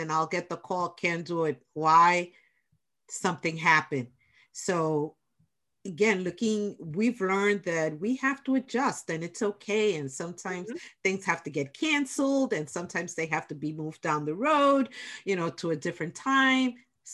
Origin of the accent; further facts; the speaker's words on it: New York, United States; accent: New York; That's my New York accent